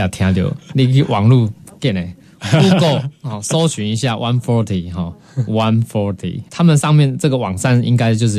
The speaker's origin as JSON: {"language": "Chinese", "country": "Taiwan", "said": "其实我们台湾人哦，真的一群矿买四十分之一"}